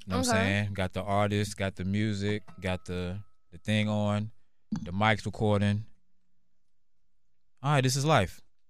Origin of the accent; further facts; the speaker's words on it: Louisiana, United States; I'm from Louisiana.